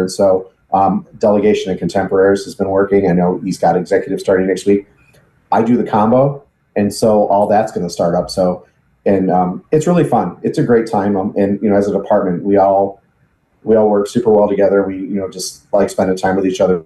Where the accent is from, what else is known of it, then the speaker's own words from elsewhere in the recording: Chicago area, Illinois, United States; also born or lived in Sullivan, Illinois / Lovington, Illinois; now in Danville, United States; I actually grew up in the Chicago area around Piatone. Grew up on a farm